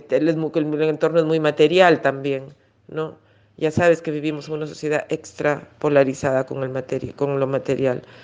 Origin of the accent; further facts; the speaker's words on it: Peru; also born or lived in Germany / Argentina; Me siento muy china en Perú y muy poco china en China en el sentido del lenguaje